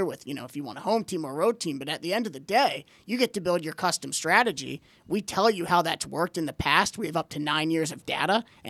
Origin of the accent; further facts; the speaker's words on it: Pikesville, Maryland, United States; we're all Baltimore guys. We grew up in Pikesville.